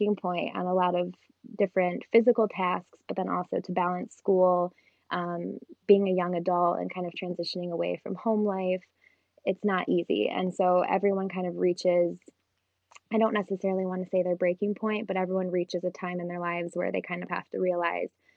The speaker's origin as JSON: {"language": "English", "town": "Kalamazoo", "region": "Michigan", "country": "United States", "said": "I'm from Kalamazoo, Michigan"}